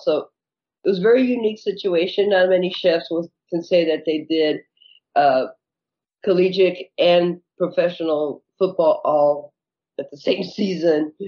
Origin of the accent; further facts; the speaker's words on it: California, United States; moved away as an adult; now in Phoenix, United States; I was born in California. My father had a bakery. My grandfather had a bakery. And I moved to Phoenix about 26 years ago